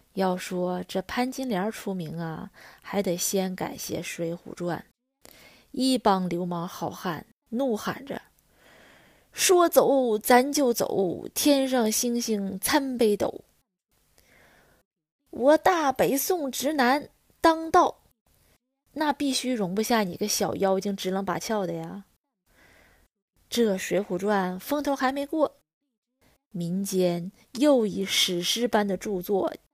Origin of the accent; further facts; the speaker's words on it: China; 在我们中国人心里